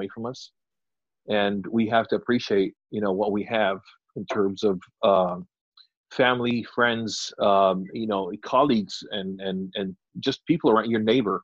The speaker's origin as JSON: {"language": "English", "country": "United Kingdom", "said": "us being British"}